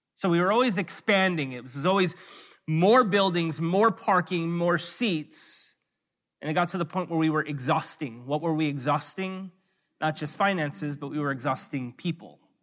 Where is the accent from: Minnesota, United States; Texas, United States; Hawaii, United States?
Hawaii, United States; also born or lived in US mainland